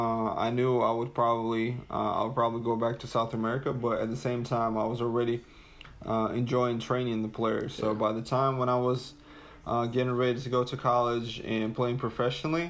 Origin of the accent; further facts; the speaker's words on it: Russia; originally from Russia